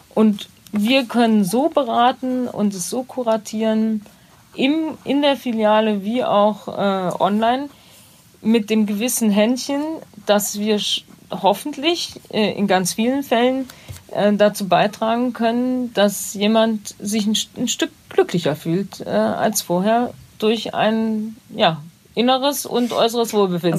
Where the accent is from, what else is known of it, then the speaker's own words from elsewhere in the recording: Bad Neuenahr, Rhineland-Palatinate, Germany; moved away; ich komme ja aus Bad Neuenahr